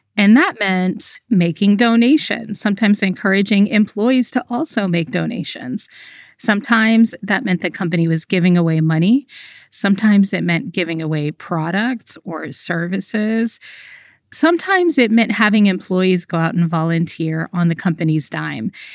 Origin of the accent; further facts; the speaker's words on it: United States; I grew up in America